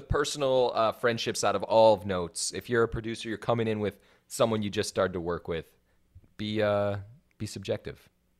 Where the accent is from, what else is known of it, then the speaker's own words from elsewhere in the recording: Wisconsin, United States; And the reason I feel this way is because I'm from Wisconsin. And I know what it's like growing up in a small town.